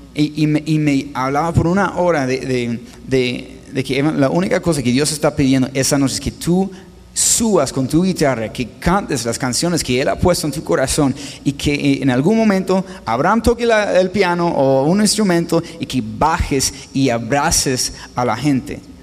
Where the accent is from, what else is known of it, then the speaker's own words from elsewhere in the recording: Los Angeles, California, United States; first language English; Spanish is a second language; moved away as an adult; also born or lived in Spain; now in Colombia; yo nací en Los Ángeles, California, viví todo como 24 años allá